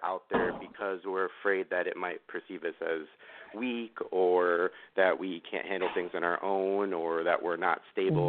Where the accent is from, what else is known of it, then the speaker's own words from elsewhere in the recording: New York City, New York, United States; moved away; I grew up in Queens